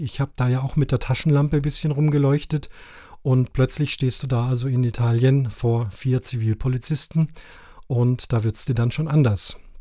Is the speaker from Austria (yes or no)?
no; Cape Town, Western Cape, South Africa; now in Allgäu, Germany; Ich war 14 Tage in meiner alten Heimat in Kapstadt